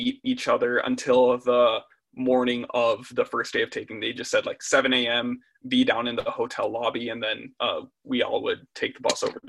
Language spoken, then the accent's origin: English; Eden Prairie, Minnesota, United States; I'm 19. I'm from Eden Prairie, Minnesota.